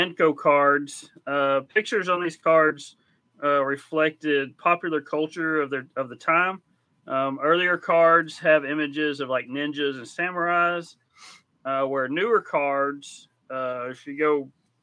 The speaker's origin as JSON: {"language": "English", "region": "Texas", "country": "United States", "said": "I'm from Texas"}